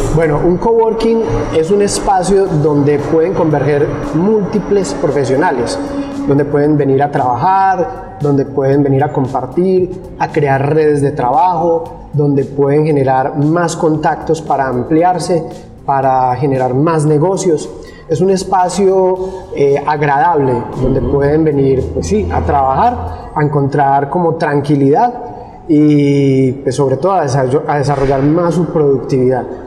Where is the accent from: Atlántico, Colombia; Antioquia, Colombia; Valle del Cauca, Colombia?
Antioquia, Colombia; La Unión; also born or lived in Medellín; inicialmente yo había vivido muchos años en, pues, aquí en el Oriente, más exactamente en el municipio de La Unión. De allí culminé mis estudios y me fui a vivir a Medellín, mis estudios de colegio